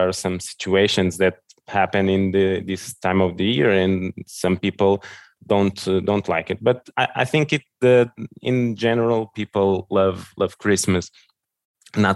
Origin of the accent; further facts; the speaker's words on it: Lisbon, Portugal; English is a second language; I was born here in Lisbon and raised here in Lisbon as well